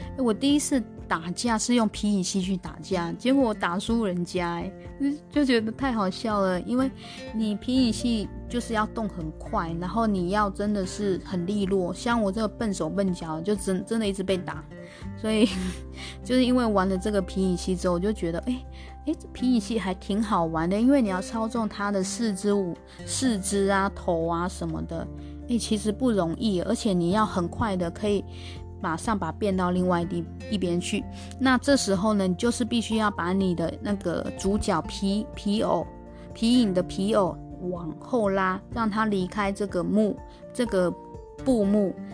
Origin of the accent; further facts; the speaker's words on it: Taiwan; 我台湾来的